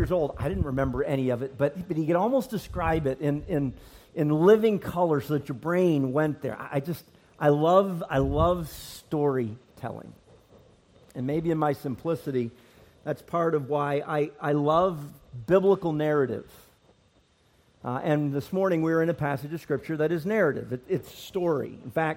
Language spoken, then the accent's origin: English; Nova Scotia, Canada; also born or lived in Northern Ireland; I was born in Northern Ireland. Lived there till I was four, and then my family immigrated to Nova Scotia, Canada, where I grew up.